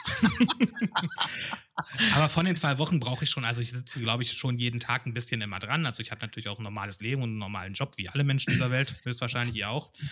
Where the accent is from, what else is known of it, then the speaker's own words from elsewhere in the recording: Hameln, Lower Saxony, Germany; also born or lived in Cologne; now in Hanover, Germany; ich bin aus Hameln gebürtig